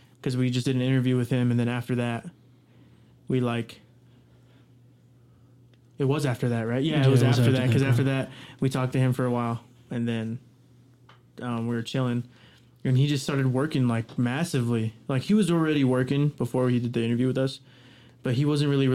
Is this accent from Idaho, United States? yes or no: yes; Rupert, Idaho, United States; also born or lived in Heyburn, Idaho; I was born in Rupert. I was raised in Hayburn, and I was raised in Rupert